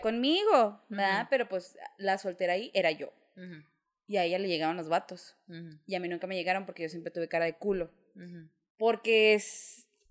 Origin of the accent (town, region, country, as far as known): Mexico; moved away